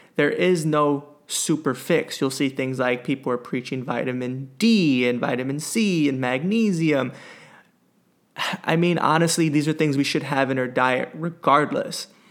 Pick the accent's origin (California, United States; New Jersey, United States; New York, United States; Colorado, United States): New York, United States; as a New Yorker